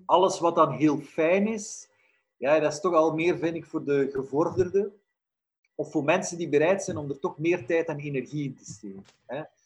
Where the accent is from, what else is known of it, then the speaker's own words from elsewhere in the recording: Flanders, Belgium; in Vlaanderen, in onze streken